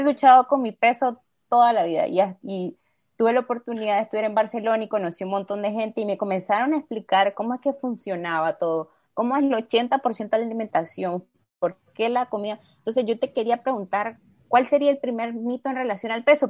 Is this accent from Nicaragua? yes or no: yes; Nicaragua; como nicaragüenses